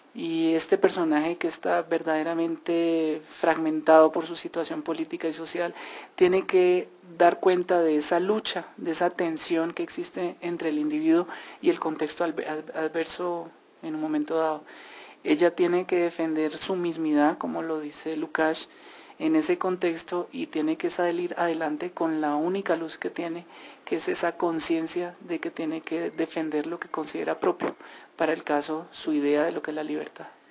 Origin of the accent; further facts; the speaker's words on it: Colombia; nosotros como colombianos